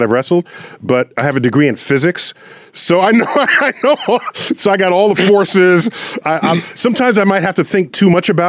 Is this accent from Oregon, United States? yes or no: no; New York City, New York, United States; I'm born and raised in the Bronx, so I'm a legitimate Yankee fan.